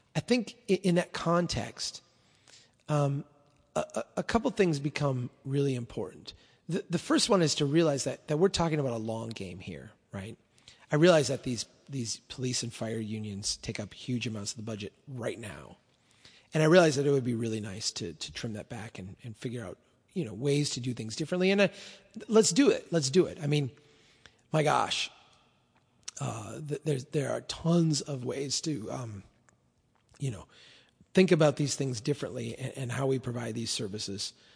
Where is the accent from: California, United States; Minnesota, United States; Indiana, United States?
Minnesota, United States; Brainerd; my hometown here in Brainerd